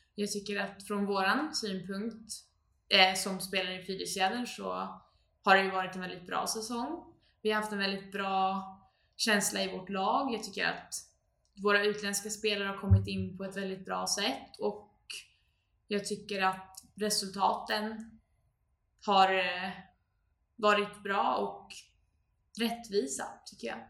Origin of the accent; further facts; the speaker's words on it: Uppsala, Uppsala County, Sweden; jag är uppvuxen här i Uppsala